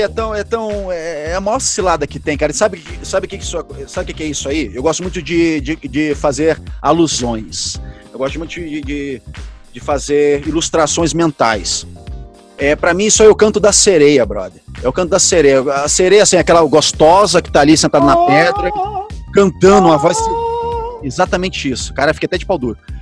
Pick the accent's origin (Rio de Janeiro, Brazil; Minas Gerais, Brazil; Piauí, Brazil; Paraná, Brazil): Rio de Janeiro, Brazil; moved away as an adult; now in São Paulo, Brazil; Penha, que é a minha quebrada, onde eu morava no Rio de Janeiro